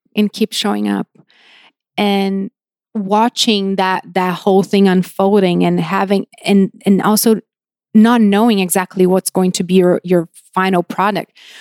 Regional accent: São Paulo, Brazil; moved away as an adult; now in Los Angeles, United States; I grew up in Brazil. I was raised and, you know, grew up there.

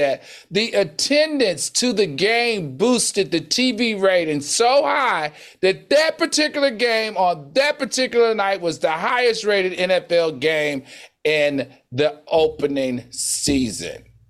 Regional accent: the South, United States; I grew up in the South.

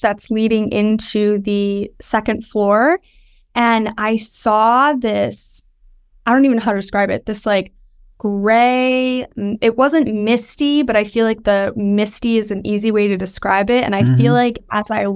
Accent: Westchester County, New York, United States; I grew up in Westchester County, and it's very historic

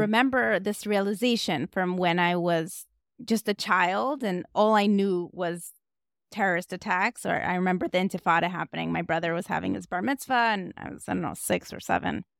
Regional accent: Moscow, Russia; moved away; I was raised in Moscow, Russia

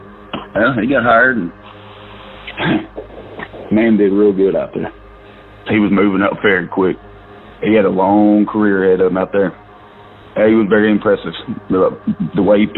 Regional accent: Dalewood, United States

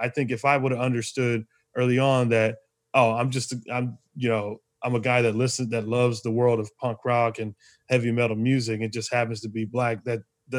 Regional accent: Arizona, United States; I think about, you know, growing up in Arizona, you know, it was predominantly white.

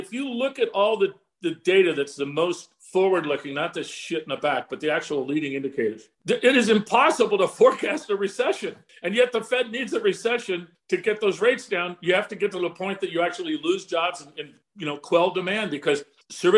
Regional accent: California, United States; from California

